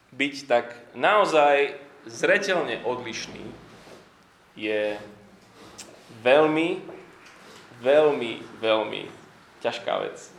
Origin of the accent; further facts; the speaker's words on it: Slovakia; Vyrastali sme na Slovensku, niektorí ešte, ešte za komunizmu